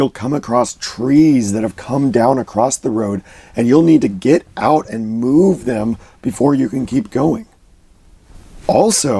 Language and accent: English; United States; I grew up in the Washington, D.C. area. I lived about an hour north of D.C.